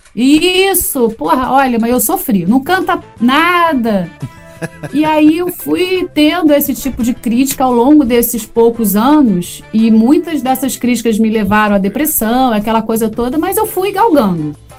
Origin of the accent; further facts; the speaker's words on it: Rio de Janeiro, Brazil; eu sou da Barra da Tijuca, do Rio de Janeiro